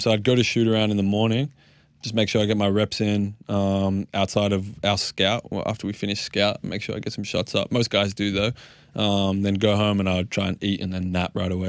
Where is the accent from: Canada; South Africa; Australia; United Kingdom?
Australia; being Australian